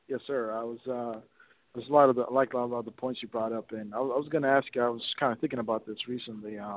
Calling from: Missouri, United States; I'm calling from Missouri.

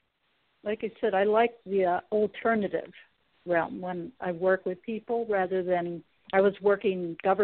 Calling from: Sacramento, California, United States; Oh, yeah. Yes. Sacramento.

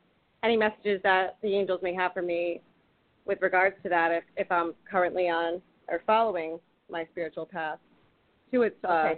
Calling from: Rhode Island, United States; I'm calling from Rhode Island.

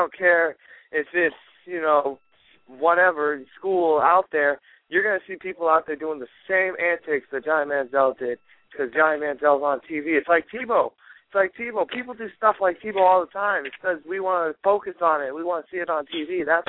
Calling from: Los Angeles, California, United States; in Los Angeles

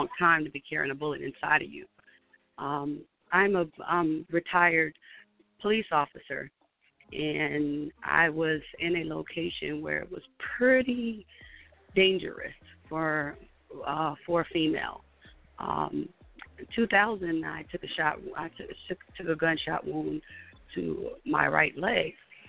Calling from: Atlanta, Georgia, United States; I'm calling from Atlanta.

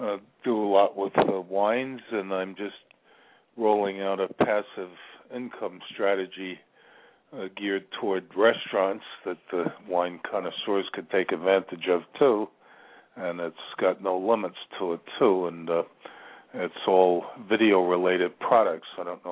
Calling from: Virginia, United States; I'm calling from Virginia.

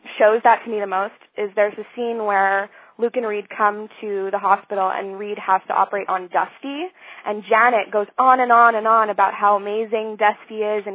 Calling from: Montreal, Quebec, Canada; I'm calling from Montreal.

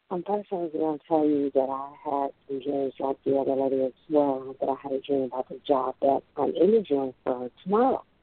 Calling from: Tennessee, United States; I'm calling from Tennessee.

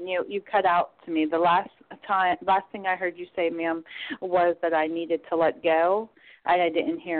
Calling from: Pennsylvania, United States

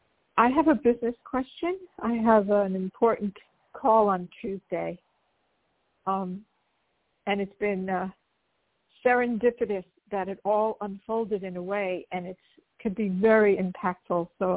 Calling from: Los Angeles, California, United States; I'm calling from Los Angeles.

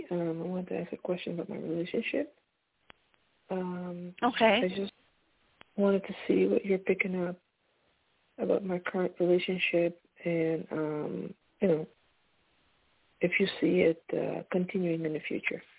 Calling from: Pennsylvania, United States; I'm calling from Pennsylvania.

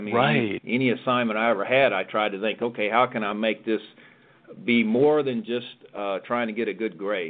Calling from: Palm Harbor, Florida, United States; I am in beautiful Palm Harbor, Florida, where our corporate headquarters is.

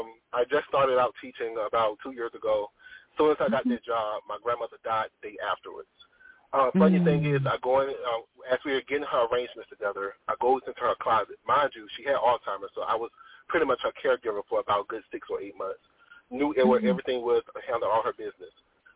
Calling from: North Carolina, United States; I'm calling from North Carolina.

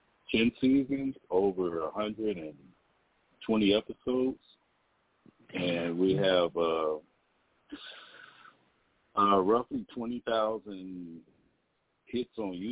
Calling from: Pasadena, California, United States; I'm from Pasadena.

